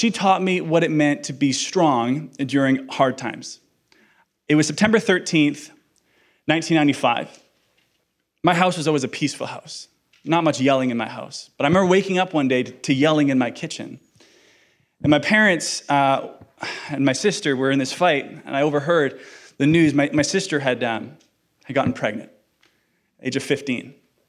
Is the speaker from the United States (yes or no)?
no; Iceland; English is a second language; I'm from Iceland, guys. Give me an ESL card here, okay? ESL. Yes, I am from Iceland.